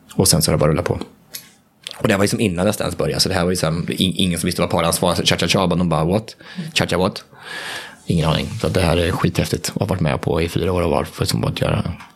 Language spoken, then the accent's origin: Swedish; Hallsberg, Örebro County, Sweden; moved away; hemma i Hallsberg, där jag kommer ifrån